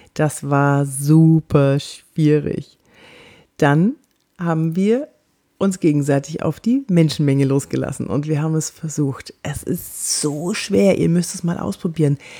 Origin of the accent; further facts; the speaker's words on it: Cologne, North Rhine-Westphalia, Germany; ich bin aus Köln